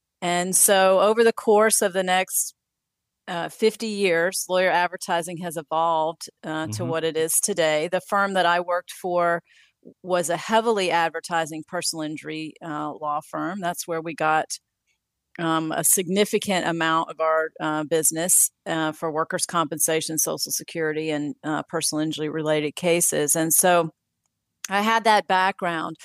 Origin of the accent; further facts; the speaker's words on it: Spartanburg, South Carolina, United States; also born or lived in Columbia, South Carolina; returned to my hometown of Spartanburg